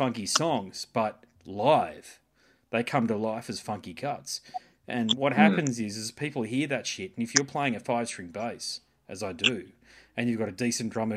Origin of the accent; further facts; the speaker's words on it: Sydney, New South Wales, Australia; I was born in Sydney, right? And I grew up in Sydney.